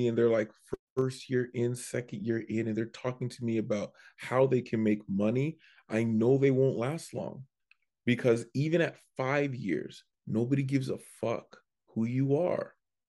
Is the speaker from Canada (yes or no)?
yes; Canada; but because I'm from Canada, they go, all right, we'll give you 5.